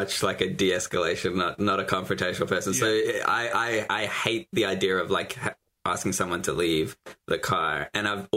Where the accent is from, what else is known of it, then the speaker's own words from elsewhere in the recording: South Africa; now in Australia; I was born in South Africa